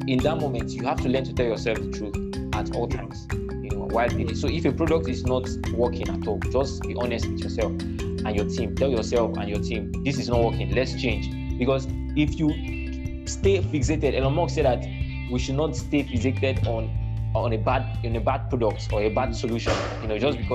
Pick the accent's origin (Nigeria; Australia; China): Nigeria; being a Nigerian student